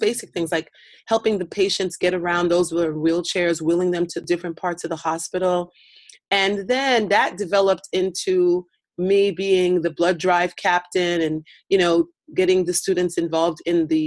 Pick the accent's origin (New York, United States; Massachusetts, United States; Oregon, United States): New York, United States; New York City; moved away as an adult; also born or lived in South Africa; my hometown of Brooklyn, New York